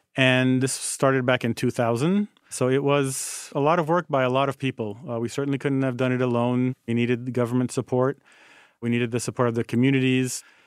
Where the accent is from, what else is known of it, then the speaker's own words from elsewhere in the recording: Haiti; moved away as an adult; also born or lived in United States; born and growing up in Haiti